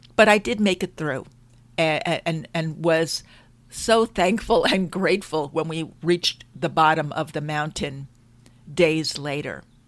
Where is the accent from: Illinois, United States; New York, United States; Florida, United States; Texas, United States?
New York, United States; Long Island; I grew up in New York on Long Island